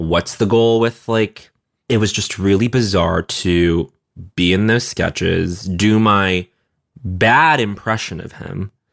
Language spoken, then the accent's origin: English; Montreal, Quebec, Canada; moved away; growing up in Montreal